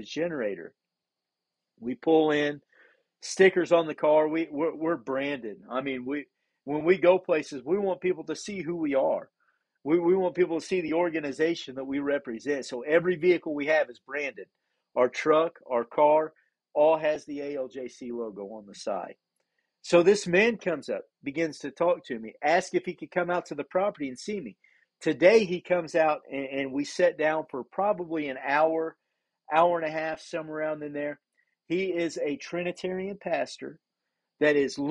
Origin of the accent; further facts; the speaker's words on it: Indiana, United States; moved away as an adult; now in Papua New Guinea; We're 15 hours ahead of where we're from. We're from Indiana, and we're in PNG